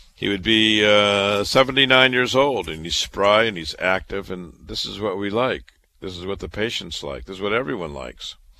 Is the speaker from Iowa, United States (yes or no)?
yes; Waterloo, Iowa, United States; moved away as an adult; also born or lived in Chicago / Boston; now in New York, United States; I was born and raised in Waterloo, Iowa